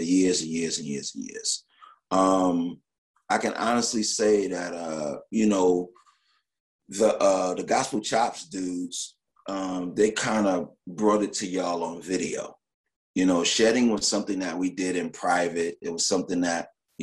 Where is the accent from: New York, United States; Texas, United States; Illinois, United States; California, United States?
New York, United States; I'm from New York. New York is a big but tight place